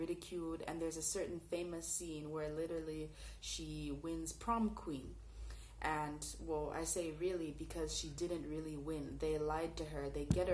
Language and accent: English; Canada; I grew up in Canada